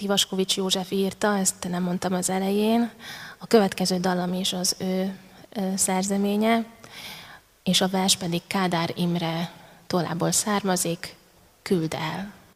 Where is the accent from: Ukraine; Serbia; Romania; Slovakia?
Ukraine; Transcarpathia, Zakarpattia Oblast; moved away as an adult; now in Hungary; Kárpátalján születtem, utána ide húzott a szívem, itt alapítottam családot